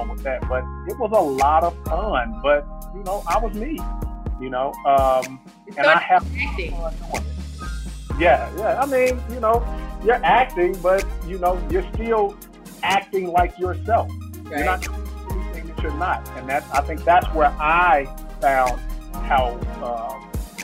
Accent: Chicago, Illinois, United States; I'm a kid from Inglewood, south side of Chicago.

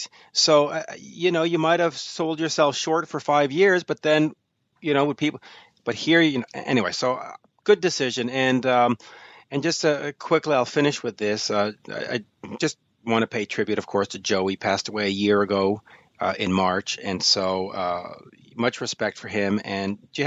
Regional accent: Canada; I'm Danish, or I was born in Canada, but we're from a Danish background

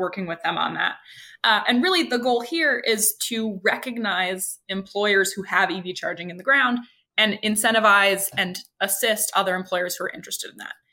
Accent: Idaho, United States; now in California, United States; I live in California, but I'm originally from Idaho

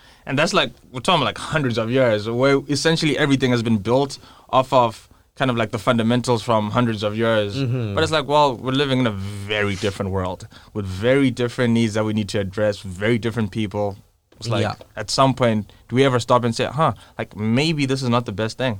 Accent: Zimbabwe; moved away as an adult; I've lived, like, I grew up in Zimbabwe and my whole family did. And I think, like, probably lived in Zimbabwe since, like, the 1800s.

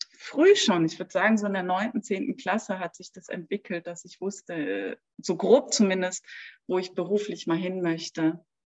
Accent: Berlin, Germany; moved away as an adult; now in Munich, Germany; ich bin in Berlin groß geworden, also auch geboren und auch erwachsen geworden.

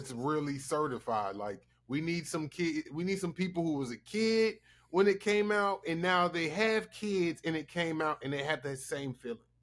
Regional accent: the South, United States; I'm from the South

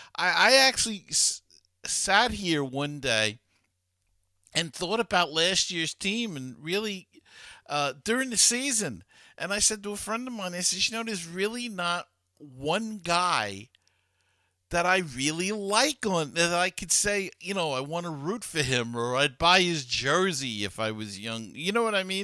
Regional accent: New York City, New York, United States; as a kid growing up in Queens

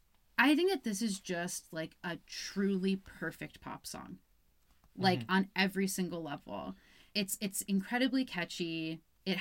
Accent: Albany, New York, United States; moved away; I'm from Albany, New York

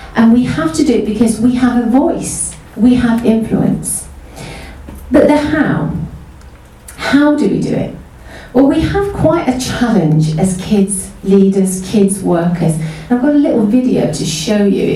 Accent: Mansfield, East Midlands, United Kingdom; We grew up in Mansfield. We're originally northern kids

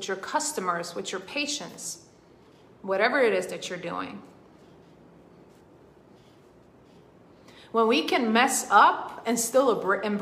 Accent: Sweden; moved away as an adult; now in United States; I was born in Sweden. I grew up in Sweden. I was not born in Sweden. And I have been in the US for almost 10 years now.

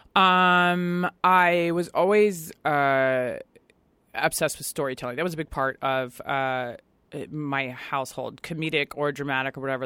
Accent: Virginia, United States; moved away as an adult; also born or lived in Washington, D.C. / Brooklyn, New York; now in Los Angeles, United States; where I grew up in Virginia and then Washington, D C

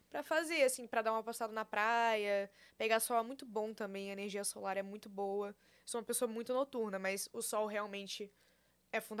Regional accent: Porto Alegre, Rio Grande do Sul, Brazil; accent: gauchês; moved away; Sou de Porto Alegre.

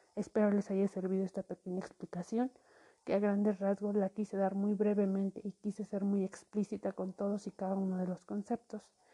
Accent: Mexico; como mexicanos tenemos

